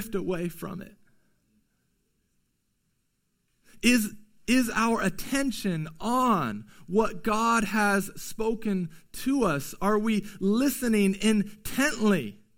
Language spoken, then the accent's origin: English; United States; as American Christians in 2020